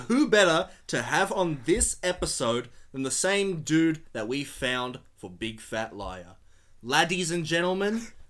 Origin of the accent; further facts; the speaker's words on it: Melbourne, Victoria, Australia; I was born on May 30th, 1993, in the suburb of East Bentley.